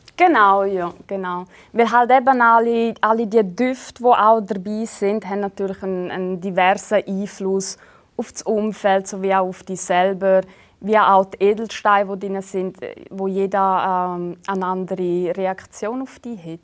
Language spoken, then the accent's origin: German; Switzerland; typisch schweizerisch an mir, sowie auch so meine Essgewohnheiten